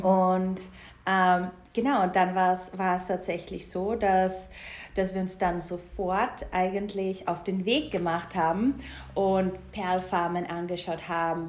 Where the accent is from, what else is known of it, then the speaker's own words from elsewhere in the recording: Styria, Austria; ich komme ja ähm, aus der Steiermark. Beide, beide Elternteile haben einen Bauernhof zu Hause.